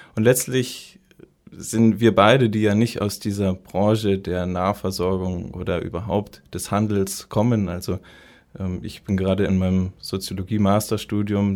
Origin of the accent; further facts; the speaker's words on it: Munich, Bavaria, Germany; moved away as an adult; also born or lived in Marburg; Und dann bin ich immer wieder so in meine Heimatstadt München zurückgekommen